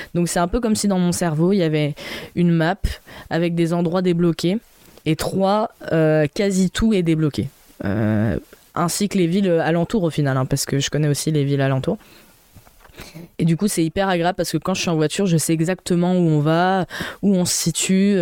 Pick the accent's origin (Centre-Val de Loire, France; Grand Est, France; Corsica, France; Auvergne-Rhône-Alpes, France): Grand Est, France; Troyes; moved away as an adult; also born or lived in Reims; c'est là où j'ai grandi, je connais tout le monde et tout ça. Sauf qu'en fait, ben, sincèrement, tous ceux que je connais de mon lycée, de mon collège, sont partis de trois